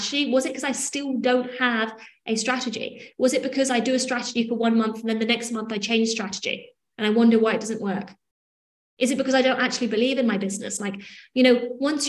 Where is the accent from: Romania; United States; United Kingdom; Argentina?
United Kingdom; England; I'm English